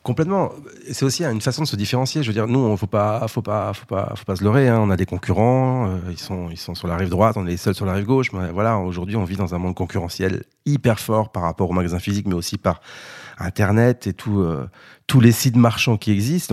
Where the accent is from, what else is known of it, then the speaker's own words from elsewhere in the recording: Brittany, France; moved away; Je suis breton